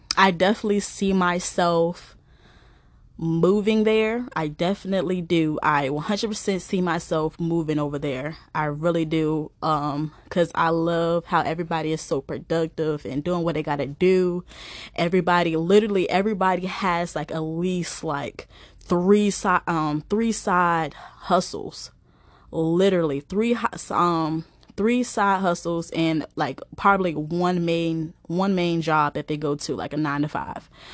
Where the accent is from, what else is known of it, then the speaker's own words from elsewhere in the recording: East Coast, United States; I'm from the East Coast, of the, of the United States